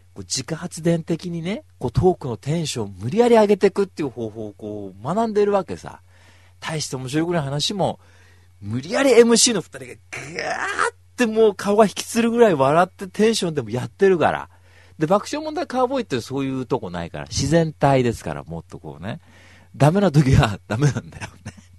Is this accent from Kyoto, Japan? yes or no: no; Kanagawa, Japan; 僕も神奈川県民ですけど